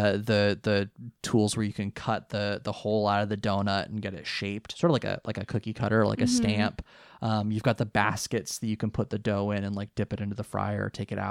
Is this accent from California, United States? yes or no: yes; California, United States; I grew up in California